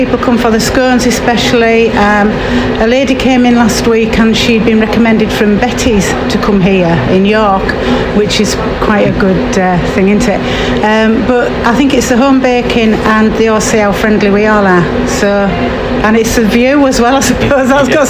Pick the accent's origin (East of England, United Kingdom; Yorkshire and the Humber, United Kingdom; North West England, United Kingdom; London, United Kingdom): Yorkshire and the Humber, United Kingdom; Scarborough